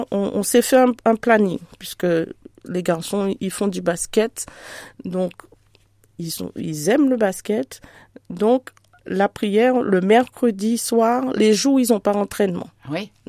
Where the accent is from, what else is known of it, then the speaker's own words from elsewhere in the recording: Antilles, France; chez nous aux Antilles, nous sommes chrétiens de naissance.